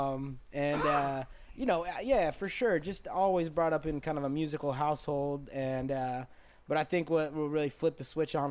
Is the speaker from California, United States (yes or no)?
yes; Los Angeles, California, United States; born or raised there; also born or lived in San Francisco Bay Area / Topanga Canyon